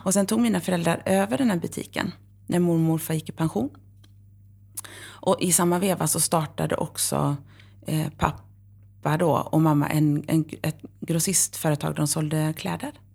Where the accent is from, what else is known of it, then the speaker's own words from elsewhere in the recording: Horred, Västra Götaland, Sweden; moved away; also born or lived in Varberg / Uppsala; Jag är uppvuxen i Horred